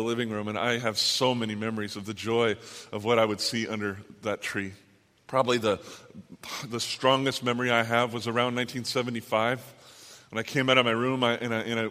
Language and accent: English; Southern California, United States; I'm from Southern California